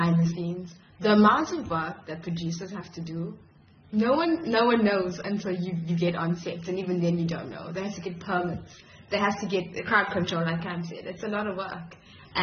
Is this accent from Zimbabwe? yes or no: no; Durban, KwaZulu-Natal, South Africa; moved away as an adult; also born or lived in Grahamstown, South Africa; now in Cape Town, South Africa; I'm originally from Durban. So when I moved to Cape Town